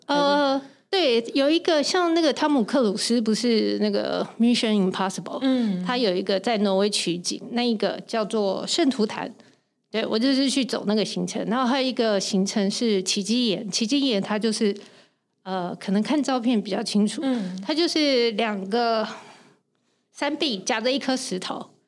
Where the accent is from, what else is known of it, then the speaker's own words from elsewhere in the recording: Taiwan; 加上我一个台湾人